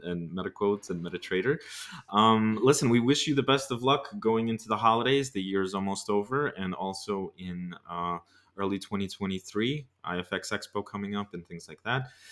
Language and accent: English; United States; me being an American